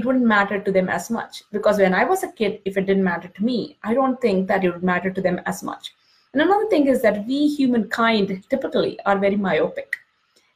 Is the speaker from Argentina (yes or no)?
no; India; moved away as an adult; now in United States; when I was growing up in India